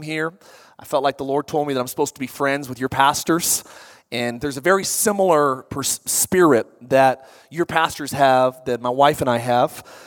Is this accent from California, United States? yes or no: yes; California, United States; also born or lived in Boise, Idaho; now in Orange County, United States; I actually am from California, moved to Idaho for 17 years